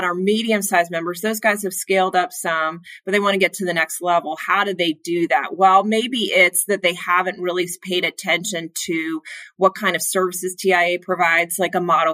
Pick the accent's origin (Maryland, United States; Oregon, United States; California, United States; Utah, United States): Maryland, United States; Bethesda; I grew up actually outside of Washington, D.C. in Bethesda, Maryland